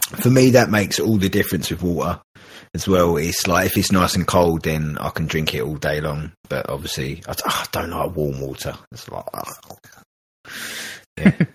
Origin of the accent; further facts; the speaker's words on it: England, United Kingdom; I'm a terrible Englishman